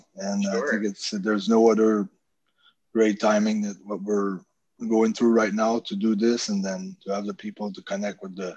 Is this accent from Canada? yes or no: yes; Canada; I'm from Canada